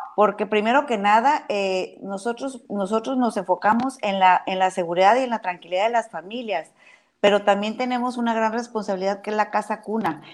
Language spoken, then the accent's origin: Spanish; Baja California Sur, Mexico; yo soy una muy orgullosa sudcaliforniana. Defiendo mi tierra